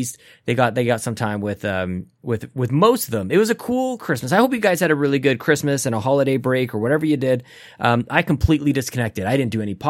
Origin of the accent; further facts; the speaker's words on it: Canada; as a Canadian